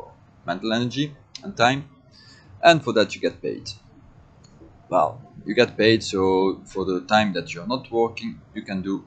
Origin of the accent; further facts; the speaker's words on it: Belgium; I was born in Belgium